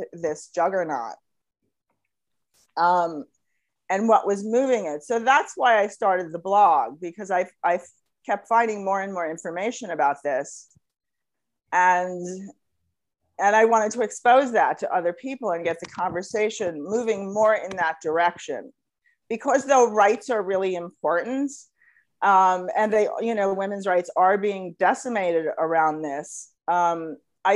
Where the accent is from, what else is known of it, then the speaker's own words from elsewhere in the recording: United States; I'm an American